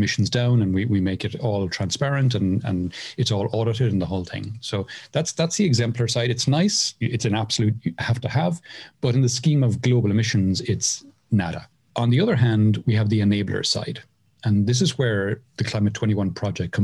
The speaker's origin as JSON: {"language": "English", "town": "Cork", "region": "Munster", "country": "Ireland", "moved": "as an adult", "lives_now": "Mairena del Aljarafe, Spain", "said": "I'm from Cork in Ireland. I moved to Spain in 2008"}